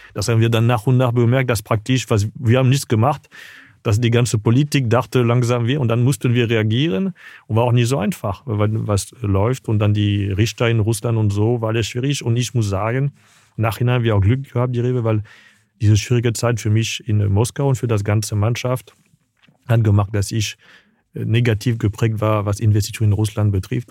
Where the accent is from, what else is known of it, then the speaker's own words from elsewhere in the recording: Paris, Île-de-France, France; German is a second language; moved away; also born or lived in Tunisia; Also ich bin in Paris geboren, aber dann war dann von ein, zwei Wochen bis zwei Jahre war ich in Tunesien